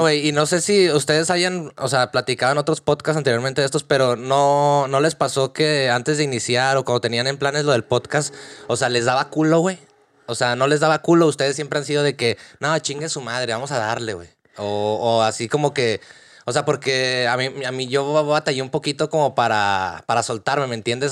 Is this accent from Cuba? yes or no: no; Torreón, Coahuila, Mexico; moved away as an adult; now in Dublin, Ireland; soy de, de Torreón, Coahuila, México